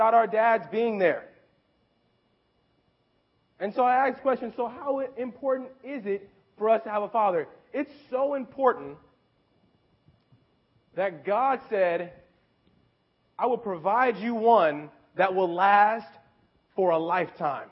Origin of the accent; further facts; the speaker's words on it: Memphis, Tennessee, United States; moved away; also born or lived in California; I'm from Memphis, Tennessee. And when I lived in Memphis, I lived with my mother, okay, growing up and that whole time